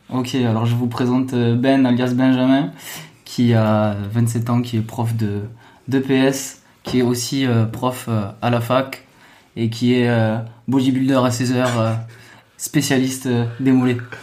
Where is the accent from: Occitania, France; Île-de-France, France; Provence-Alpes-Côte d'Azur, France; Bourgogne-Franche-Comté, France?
Occitania, France; Toulouse; moved away; also born or lived in Seine-Saint-Denis; je viens de Toulouse, origine un peu euh, du sud, alias euh, Portugal, euh, Italie.